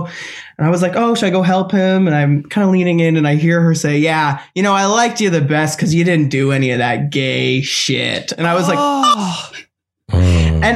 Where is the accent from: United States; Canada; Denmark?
Canada; New Brunswick; now in Toronto, Canada; I'm originally from New Brunswick